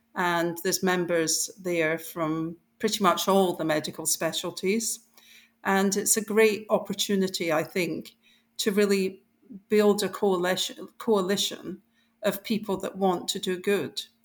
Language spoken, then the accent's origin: English; Scotland, United Kingdom; I grew up in Scotland